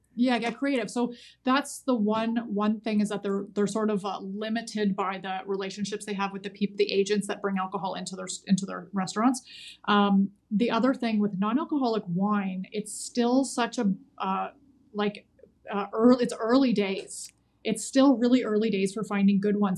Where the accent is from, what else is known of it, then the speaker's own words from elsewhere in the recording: Canada; as a Canadian